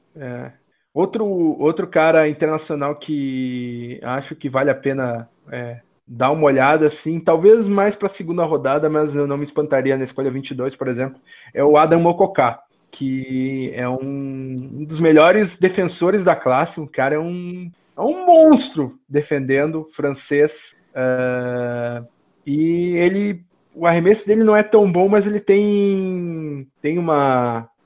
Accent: Porto Alegre, Rio Grande do Sul, Brazil; Eu sou de Porto Alegre

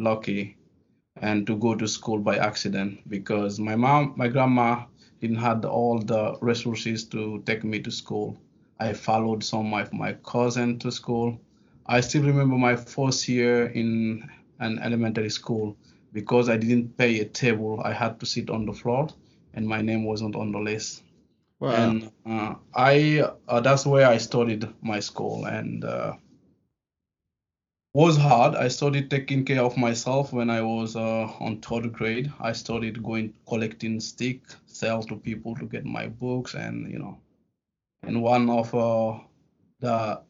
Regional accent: Guinea; English is a second language; also born or lived in France; now in New York, United States; I was born in a little village in Guinea

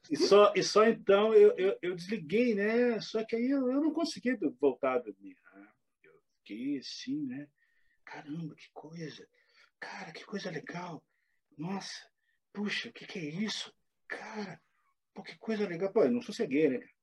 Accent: Pantanal, Mato Grosso do Sul, Brazil; moved away; also born or lived in Rio de Janeiro; eu sou pantaneiro, eu já sou de uma região que só consegue despertar a atenção das pessoas pelo caráter exótico

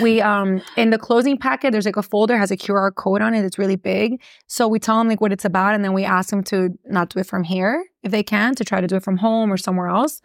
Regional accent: Miami, Florida, United States; born or raised there; accent: Miami; first language English; also born or lived in Gainesville, Florida

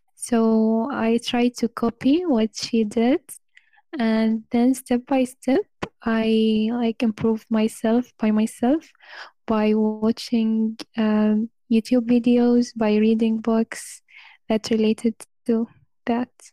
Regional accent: Oman; English is a second language; I'm from Oman

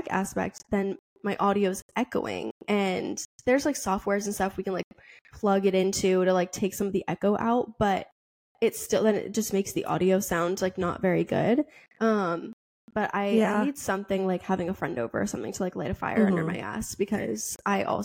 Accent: Boston, Massachusetts, United States; I'm from Boston

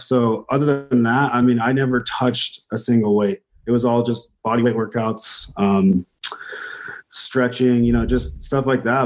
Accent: Temecula, California, United States; now in Boise, United States; I grew up in uh, California, right around Riverside area, Temecula, kind of bounced through my whole life

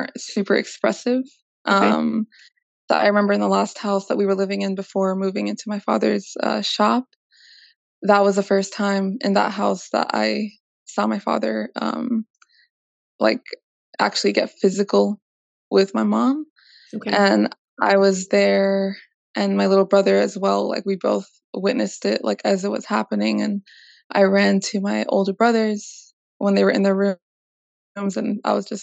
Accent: Vallejo, California, United States; I am from Vallejo, California

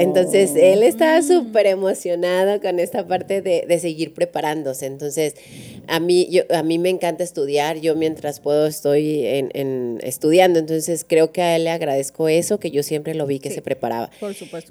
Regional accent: Durango, Mexico; now in La Laguna, Mexico; yo vengo de Durango

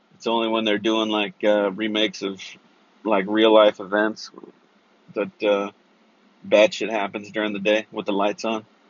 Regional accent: Central Valley, California, United States; I grew up in Central Valley

